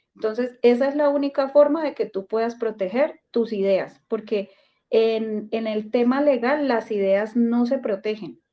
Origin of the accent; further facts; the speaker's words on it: Colombia; como colombiana que soy